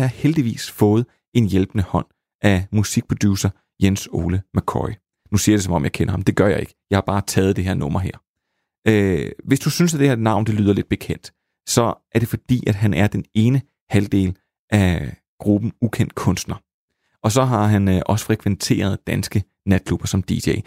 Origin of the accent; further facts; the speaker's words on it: Slagelse, Zealand, Denmark; accent: vestlandske; på en klub i øh, Slagelse, hvor jeg kommer fra, der er mit vestlandske nok allerede givet mig væk